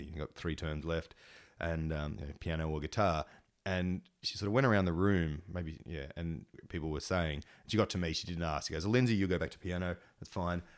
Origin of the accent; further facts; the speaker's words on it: Engadine, New South Wales, Australia; in Engadine where I grew up